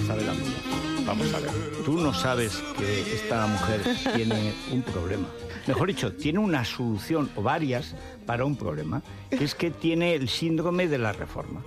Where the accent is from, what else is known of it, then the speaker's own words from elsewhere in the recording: Orihuela del Tremedal, Aragon, Spain; en mi pueblo ahora, por estas cosas ya, como somos tan modernos en Orihuela del Tremedal